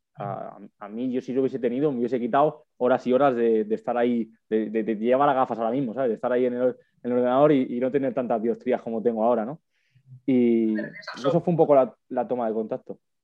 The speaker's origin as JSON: {"language": "Spanish", "town": "Madrid", "region": "Community of Madrid", "country": "Spain", "also_born_or_lived": "Huesca", "said": "yo soy de Madrid, yo no soy de allí de Tarragona"}